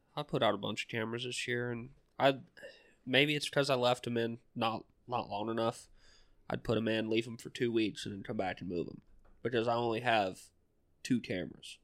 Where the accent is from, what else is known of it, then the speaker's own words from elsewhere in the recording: Southwest Georgia, United States; moved away; I come from Southwest Georgia.